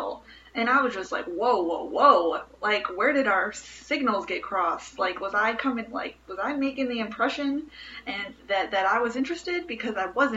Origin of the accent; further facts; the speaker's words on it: Chicago, Illinois, United States; I'm from Bridgeport in Chicago